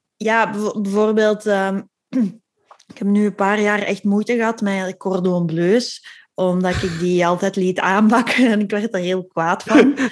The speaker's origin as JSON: {"language": "Dutch", "country": "Belgium", "said": "We zijn Belgen"}